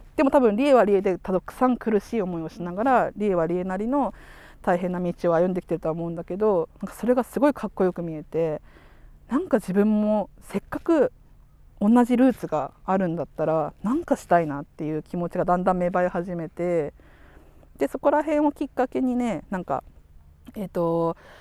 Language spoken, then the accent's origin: Japanese; Sapporo, Hokkaido, Japan; ここの札幌で小学校中学校行くと